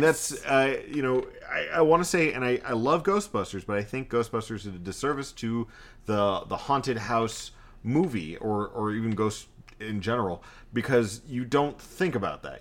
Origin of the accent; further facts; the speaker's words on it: Texas, United States; I'm Texan.